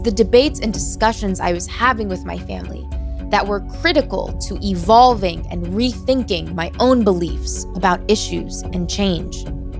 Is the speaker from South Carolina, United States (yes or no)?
no; Southern Maryland, United States; When I was growing up in Southern Maryland